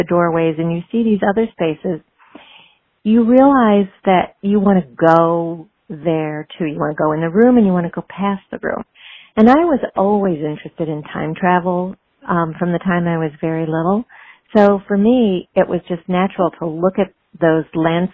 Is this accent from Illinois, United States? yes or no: yes; Chicago, Illinois, United States; now in Philadelphia, United States; I grew up in Chicago